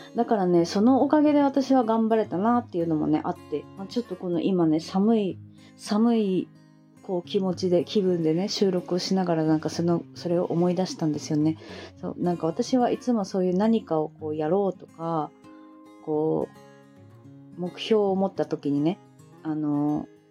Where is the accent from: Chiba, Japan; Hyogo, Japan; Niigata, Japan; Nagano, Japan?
Niigata, Japan; moved away; also born or lived in Fukuoka; 私新潟生まれ